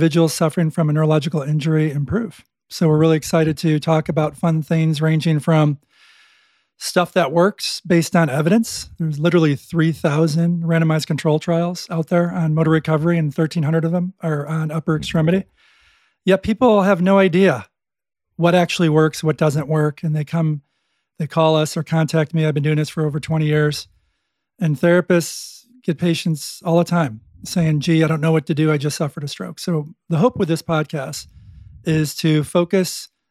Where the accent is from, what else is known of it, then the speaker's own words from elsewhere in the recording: Buffalo, New York, United States; I'm from Buffalo